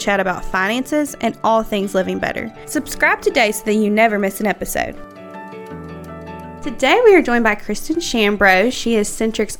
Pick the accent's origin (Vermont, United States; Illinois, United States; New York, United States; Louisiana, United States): Louisiana, United States; I was raised in Louisiana